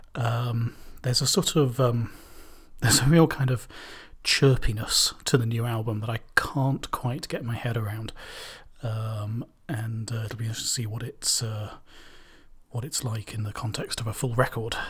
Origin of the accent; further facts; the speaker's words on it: Cambridge, East of England, United Kingdom; I'm from Cambridge